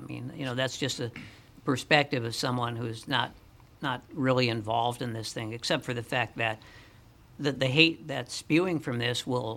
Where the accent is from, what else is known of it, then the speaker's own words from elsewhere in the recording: St. Paul, Minnesota, United States; And I'm growing up on Cretan Avenue in St. Paul, you know, if you were Jewish, you were Jewish.